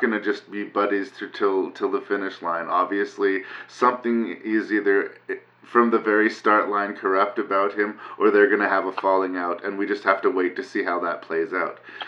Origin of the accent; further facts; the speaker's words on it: Canada; just being Canadian